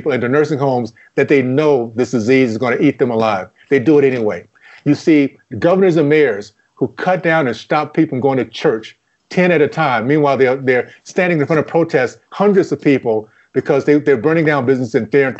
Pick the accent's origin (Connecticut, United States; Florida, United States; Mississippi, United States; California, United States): Florida, United States; Tallahassee; The values that we have here are the same values I grew up in Tallahassee